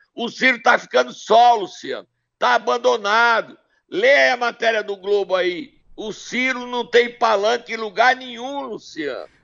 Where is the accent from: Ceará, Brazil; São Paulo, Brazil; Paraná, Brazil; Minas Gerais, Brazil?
Ceará, Brazil; Sobral; Sobral, minha terra querida e amada